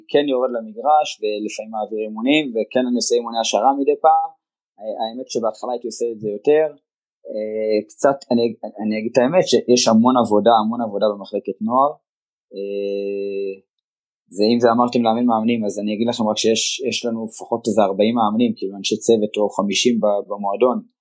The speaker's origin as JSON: {"language": "Hebrew", "town": "Givatayim", "region": "Tel Aviv District", "country": "Israel", "tie": "born or raised there", "said": "אני תושב העיר גבעתיים ואיצטדיון המכתש היה ליד הבית שלי, מי שמכיר, המגרש המיתולוגי של הפועל רמת גן, שם גדלתי"}